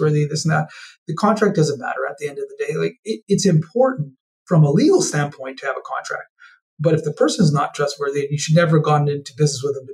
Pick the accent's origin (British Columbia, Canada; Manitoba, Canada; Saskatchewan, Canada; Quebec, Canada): Manitoba, Canada; Winnipeg; also born or lived in Africa; We moved here to Winnipeg in 1981. And I grew up in Canada, especially Winnipeg